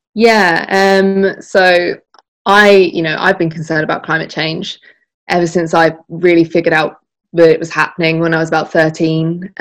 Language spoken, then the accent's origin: English; Essex, East of England, United Kingdom; my hometown in essex